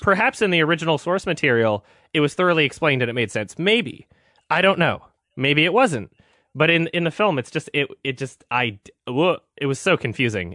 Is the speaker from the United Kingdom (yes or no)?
no; Canada; I'm, I'm from Canada